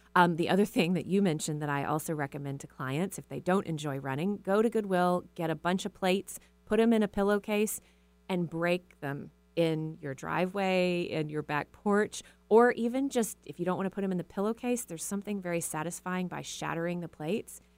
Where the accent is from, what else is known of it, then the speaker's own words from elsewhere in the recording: Texas, United States; now in Seattle, United States; I was raised in a small town in Texas